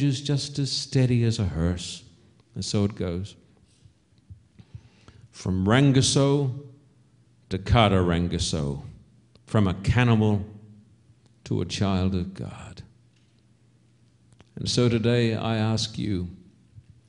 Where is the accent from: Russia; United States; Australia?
Australia; When I was a boy growing up in Australia